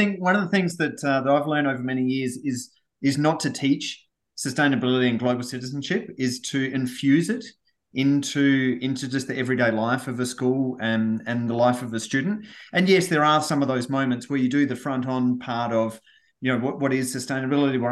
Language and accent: English; Australia; I was born and raised in Australia.